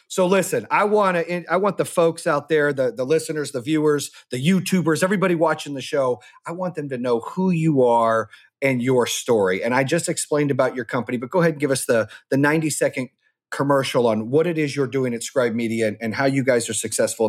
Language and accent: English; Arizona, United States; also born or lived in North Carolina; I've had a lot of friends, you know, growing up in Arizona and North Carolina, I've had a lot of diverse friends along the way, right?